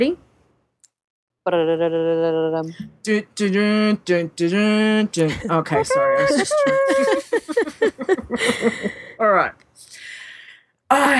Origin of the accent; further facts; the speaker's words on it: Australia; accent: Australian; I'm talking in my Australian accent